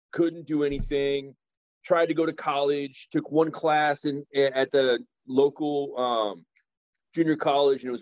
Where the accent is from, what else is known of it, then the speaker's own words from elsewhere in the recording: California, United States; I'm from California